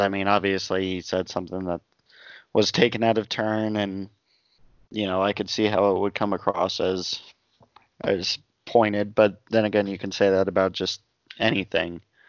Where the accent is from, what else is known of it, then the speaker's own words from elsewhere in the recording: New Jersey, United States; I grew up in South Jersey